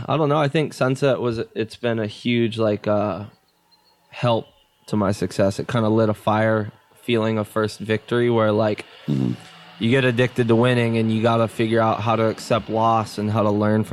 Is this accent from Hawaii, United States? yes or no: yes; Maui, North Shore of Oahu, Hawaii, United States; I was born on Maui. And then at the age of 8, my mom moved to the North Shore of Oahu, and I kind of made the transition